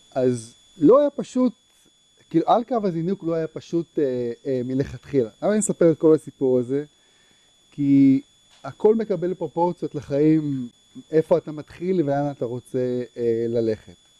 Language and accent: Hebrew; Herzliya, Tel Aviv District, Israel; גדלתי בהרצליה